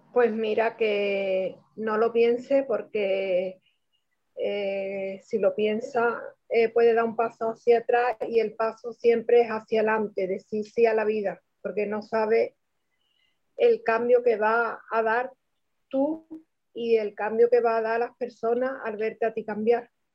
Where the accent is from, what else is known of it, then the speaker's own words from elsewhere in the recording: Cádiz, Andalusia, Spain; soy de España, Cádiz